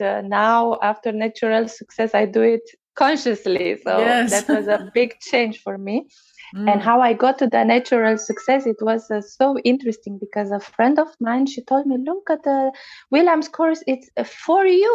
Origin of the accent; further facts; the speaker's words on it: Romania; English is a second language; now in Germany; I come from Romania and I live in Germany